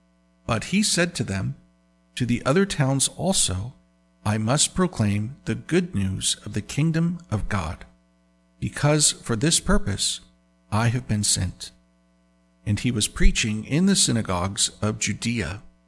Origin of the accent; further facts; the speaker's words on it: Indiana, United States; moved away; also born or lived in New York; I never really cared for plants growing up in Indiana, working on farms